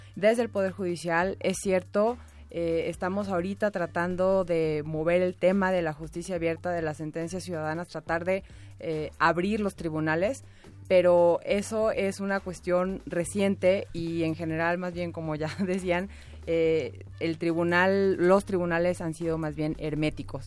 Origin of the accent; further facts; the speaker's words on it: Mexico; nosotros como mexicanos y mexicanas, nuestro país